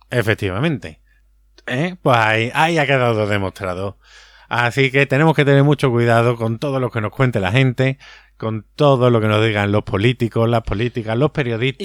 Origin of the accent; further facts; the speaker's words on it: Andalusia, Spain; Que somos muy, andaluz